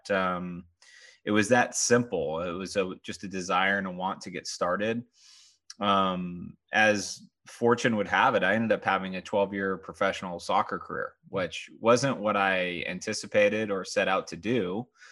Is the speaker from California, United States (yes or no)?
yes; Southern California, United States; I grew up in Southern California